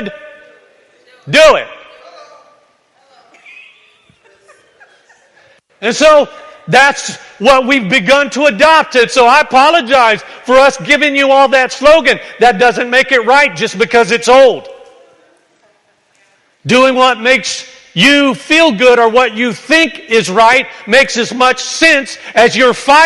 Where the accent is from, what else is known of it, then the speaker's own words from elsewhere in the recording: the South, United States; where I grew up in the South, everybody chews and spits.